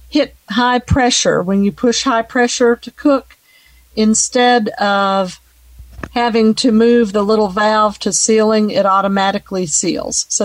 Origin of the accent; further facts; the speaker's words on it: Richland, Washington, United States; I'm from Richland, Washington.